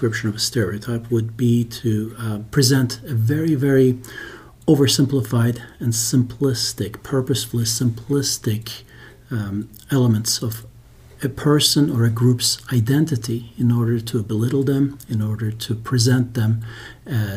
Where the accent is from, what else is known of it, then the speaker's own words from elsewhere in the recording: Turkey; now in United States; I grew up in Turkey